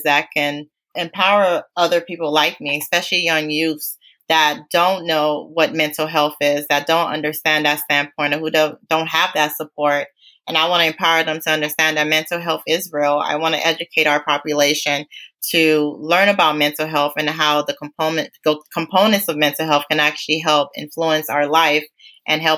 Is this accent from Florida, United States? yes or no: yes; Miami, Florida, United States; also born or lived in Port-au-Prince, Haiti; I grew up in Miami, Florida.